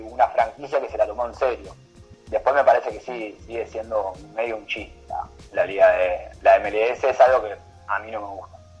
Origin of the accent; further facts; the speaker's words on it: Argentina; somos, argentinos